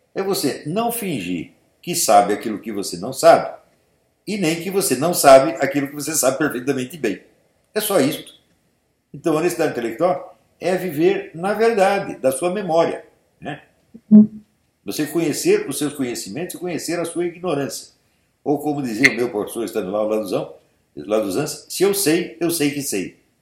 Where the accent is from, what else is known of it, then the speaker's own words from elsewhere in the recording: São Paulo, Brazil; Eu fui criado na Igreja Nossa Senhora da Paz, ali no Glicério